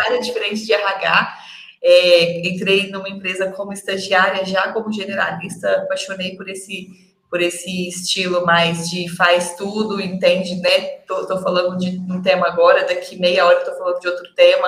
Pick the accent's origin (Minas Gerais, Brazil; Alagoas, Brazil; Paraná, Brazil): Minas Gerais, Brazil; Uberlândia; eu sou de Uberlândia, sou mineira